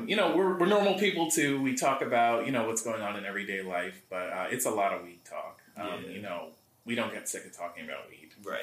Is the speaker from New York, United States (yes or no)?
yes; Greenwood Lake, New York, United States; also born or lived in Bronx, New York; I was born in the Bronx, but I moved to Greenwood Lake. I was four.